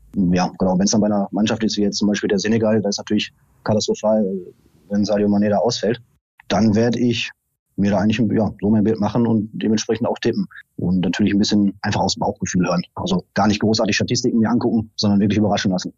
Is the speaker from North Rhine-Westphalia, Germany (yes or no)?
yes; Oberhausen, North Rhine-Westphalia, Germany; now in Lower Rhine, Germany; ich komme ursprünglich aus dem Ruhrgebiet, aus äh, Oberhausen. Bin dann an den Niederrhein gezogen mit meiner Familie.